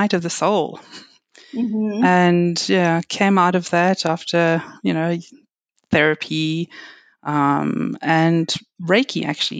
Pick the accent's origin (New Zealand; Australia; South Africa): South Africa; also born or lived in France / United Kingdom; now in Canada; I actually grew up in South Africa. You might have recognized an accent